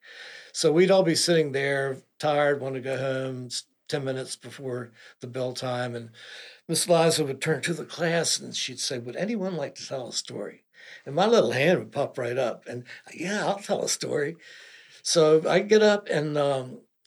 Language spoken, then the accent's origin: English; Eastern Shore, Virginia, United States; I grew up on the Eastern Shore, pretty sheltered existence, didn't travel a whole lot